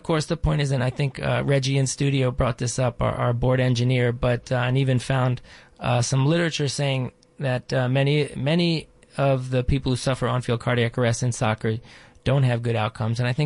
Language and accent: English; Baltimore, Maryland, United States; I grew up in Baltimore